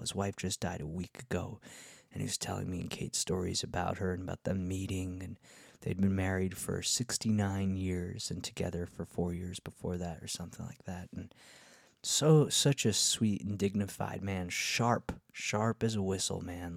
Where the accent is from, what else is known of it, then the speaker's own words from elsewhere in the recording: Rockland County, New York, United States; We're here from this little tiny county in the suburbs of New York State